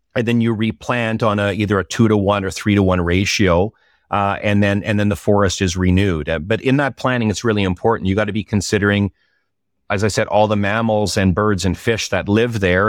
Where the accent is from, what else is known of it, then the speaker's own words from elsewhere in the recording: Pembroke, Ontario, Canada; now in Ottawa, Canada; I grew up in Pembroke in the Ottawa Valley. I live in Ottawa now